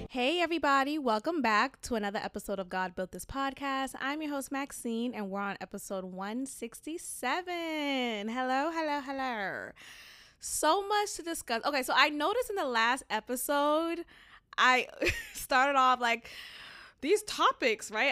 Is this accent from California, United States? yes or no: no; Boston, Massachusetts, United States; moved away as an adult; now in Houston, United States; growing up in Boston, um, with Haitian immigrant parents